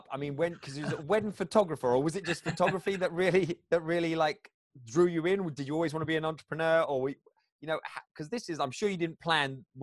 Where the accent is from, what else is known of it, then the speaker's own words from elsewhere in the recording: Utah, United States; also born or lived in Colorado; I was uh, born in Colorado, but um, I, I, spent most of, most of my life in Utah.